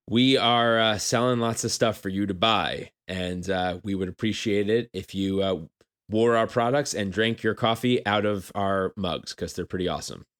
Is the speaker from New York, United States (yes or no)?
yes; New York, United States; I'm from New York.